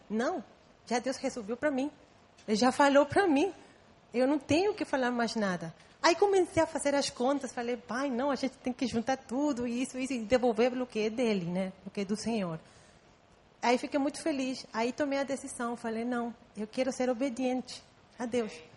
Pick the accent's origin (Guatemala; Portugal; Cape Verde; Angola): Guatemala; first language Spanish; Portuguese is a second language; moved away as an adult; now in Brazil; Eu nasci em Guatemala. Então, eu falo espanhol, só que eu tenho já 10 anos morando aqui.